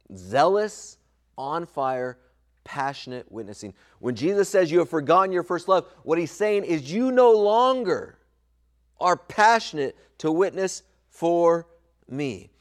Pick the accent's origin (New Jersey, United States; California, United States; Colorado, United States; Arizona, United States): California, United States; Southern; When I was a kid growing up in Southern California